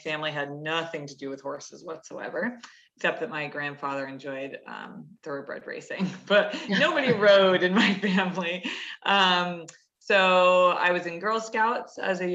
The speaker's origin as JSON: {"language": "English", "region": "Connecticut", "country": "United States", "tie": "born or raised there", "said": "I grew up in Connecticut, so in New England"}